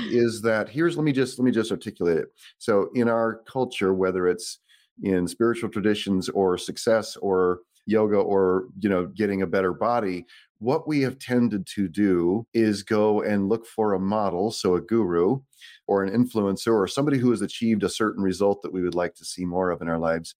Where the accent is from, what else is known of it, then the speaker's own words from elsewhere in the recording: Boise, Idaho, United States; also born or lived in Santa Rosa, California; they moved me to Idaho here, Boise, Idaho, in nineteen seventy-three. I was six months old